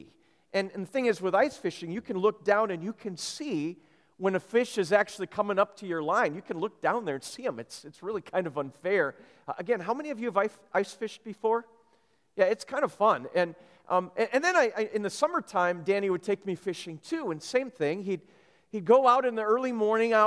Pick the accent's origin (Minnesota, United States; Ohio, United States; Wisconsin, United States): Minnesota, United States; I grew up in Minnesota